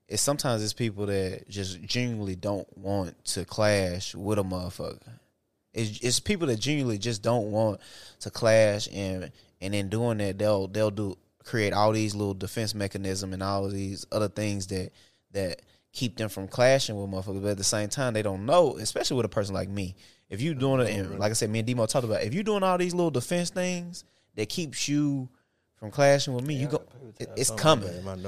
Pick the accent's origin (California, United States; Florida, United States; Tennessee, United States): Tennessee, United States; Bolivar; I'm from Bolivar, Tennessee.